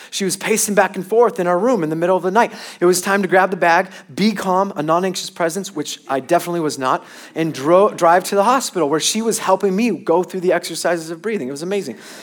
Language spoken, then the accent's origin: English; Long Beach, California, United States; I'm from Long Beach in California